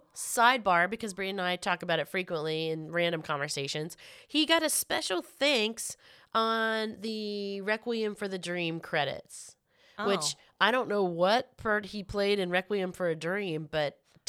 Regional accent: Florida, United States; I watched it because that was in Clearwater, Florida, and I'm from Florida, again.

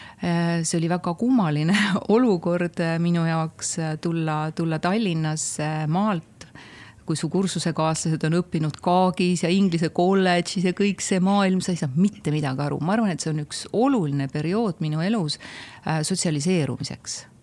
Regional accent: Tammiku, Estonia; ma olen väikesest Tammiku külast, ma olen maatüdruk

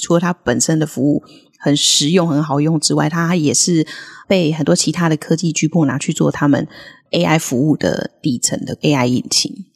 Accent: Taiwan; accent: Taiwanese; 我们的可爱的台式发音

